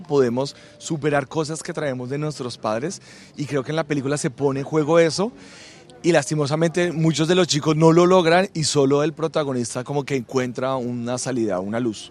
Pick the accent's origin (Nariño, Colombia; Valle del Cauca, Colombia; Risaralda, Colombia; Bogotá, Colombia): Bogotá, Colombia; moved away; yo soy de Bogotá